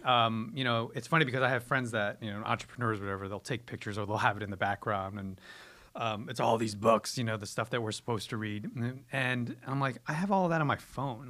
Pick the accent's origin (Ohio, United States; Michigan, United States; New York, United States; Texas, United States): New York, United States; I'm originally from, I'm born and raised in New York